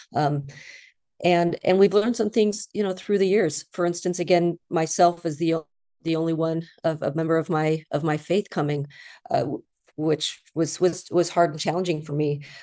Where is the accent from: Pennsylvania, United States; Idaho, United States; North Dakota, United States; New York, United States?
Idaho, United States; I grew up in Idaho